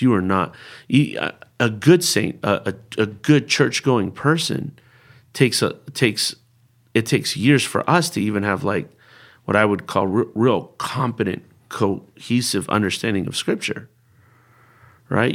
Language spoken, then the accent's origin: English; Bay Area, California, United States; first language Spanish; English is a second language; also born or lived in Berkeley; I was born and raised in the Bay Area